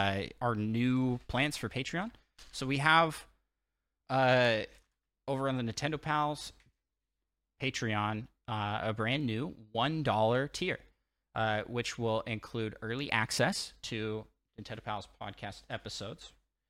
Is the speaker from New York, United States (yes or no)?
no; Washington, United States; we're both from Washington State.